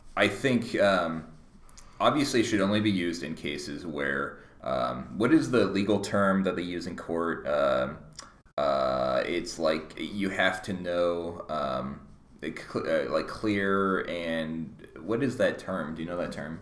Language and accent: English; Mercer Island, Washington, United States; I grew up on Mercer Island